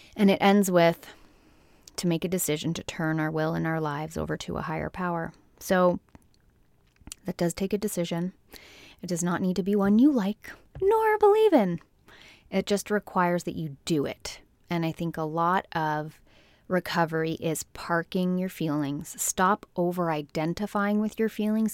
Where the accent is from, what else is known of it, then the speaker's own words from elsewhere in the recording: Canada; from my home country, Canada